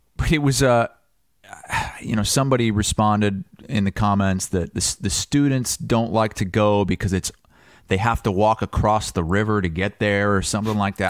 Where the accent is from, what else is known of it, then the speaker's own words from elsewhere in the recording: Muscatine, Iowa, United States; I grew up in Muscatine, thirty minutes